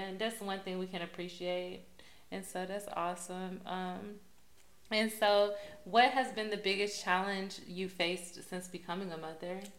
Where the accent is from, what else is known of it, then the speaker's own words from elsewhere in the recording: Texas, United States; I'm also from Texas